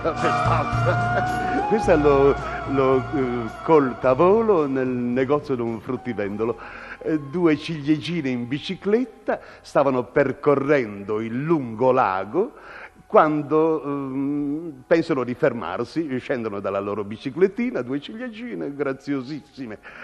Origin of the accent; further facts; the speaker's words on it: Sanremo, Liguria, Italy; io sono nato intanto a San Remo